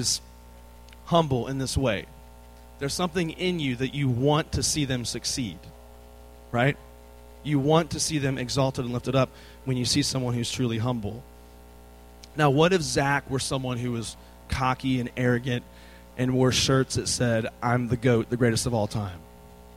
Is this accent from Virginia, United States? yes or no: yes; Virginia, United States; moved away as an adult; now in Texas, United States; I'm from the state